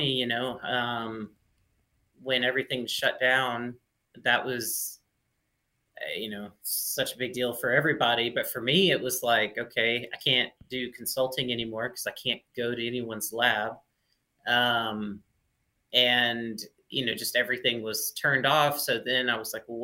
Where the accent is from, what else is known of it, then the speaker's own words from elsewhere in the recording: Mississippi, United States; moved away as an adult; also born or lived in Oregon; I was born and raised in Mississippi